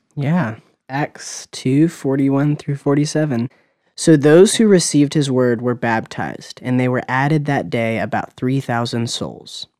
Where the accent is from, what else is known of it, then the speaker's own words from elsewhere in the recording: Murfreesboro, Tennessee, United States; also born or lived in Knoxville, Tennessee; now in Nashville, United States; I was born and raised in Murfreesboro, Tennessee